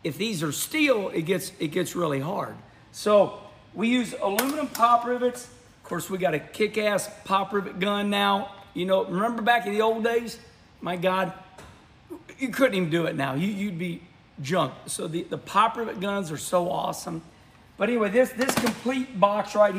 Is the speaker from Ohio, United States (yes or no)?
no; Missouri, United States; I'm from Missouri, Missouri frugal